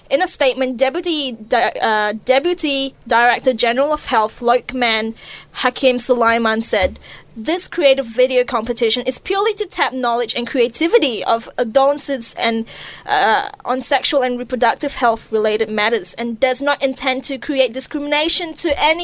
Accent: Malaysia; moved away; growing up in Malaysia, you know, for most of my secondary schooling

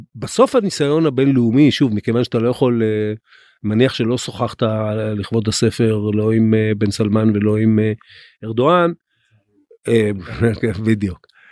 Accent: Israel; אנחנו כישראלים

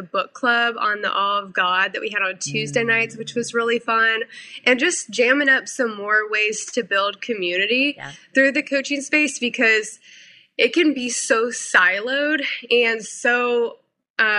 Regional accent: Missouri, United States; moved away as an adult; also born or lived in South Carolina; now in North Carolina, United States; I moved my life from Missouri to South Carolina at 18 to go to school

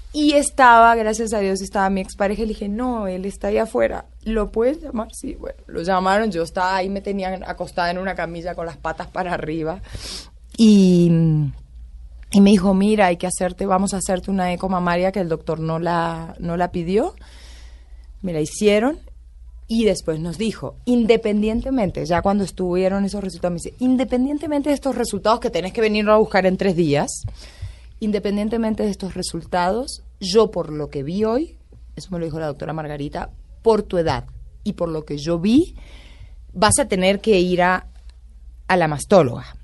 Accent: Concordia, Entre Ríos, Argentina; also born or lived in Buenos Aires; now in Bogotá, Colombia; Mucha honra soy de pueblo. Y mm, en el libro cuento mucho de Concordia, de cómo me crié, de, de dónde nací

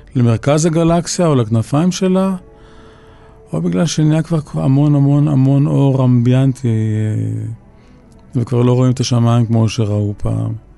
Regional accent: Tel Aviv, Tel Aviv District, Israel; גדלנו ברחוב וולפסון

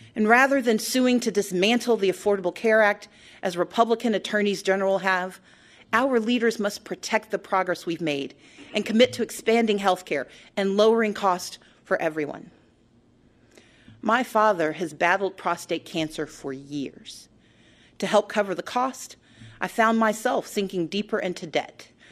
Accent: Georgia, United States; my home state

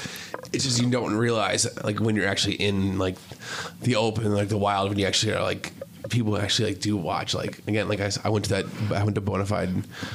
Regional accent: Wisconsin, United States; I told you I'm from Wisconsin.

